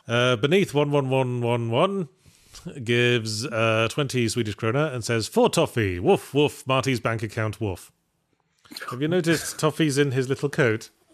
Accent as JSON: {"language": "English", "region": "England", "country": "United Kingdom", "accent": "English", "moved": "yes", "lives_now": "California, United States", "said": "as an English person living in America"}